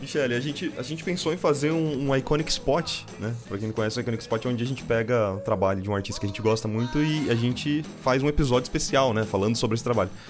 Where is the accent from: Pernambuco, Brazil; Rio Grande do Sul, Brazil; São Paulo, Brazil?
São Paulo, Brazil; Bauru; sou de Bauru